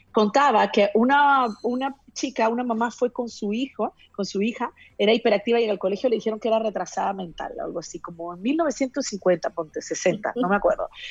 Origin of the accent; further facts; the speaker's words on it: Peru; yo que soy de Perú